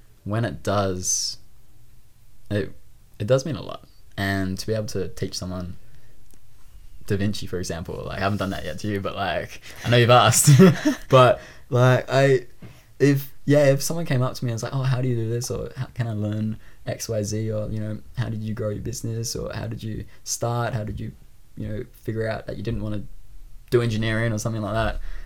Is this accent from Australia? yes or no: yes; Sydney, New South Wales, Australia; accent: Australian; I grew up in the Northern Beaches in Sydney, Australia. And that is definitely home for me.